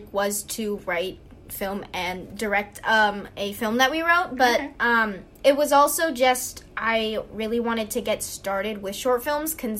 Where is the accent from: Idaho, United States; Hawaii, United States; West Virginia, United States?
Hawaii, United States; I am from Hawaii